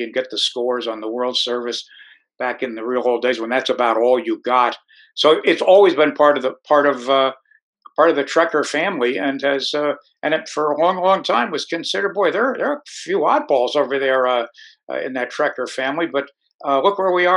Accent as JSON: {"language": "English", "region": "Connecticut", "country": "United States", "tie": "born or raised there", "said": "I grew up in Connecticut"}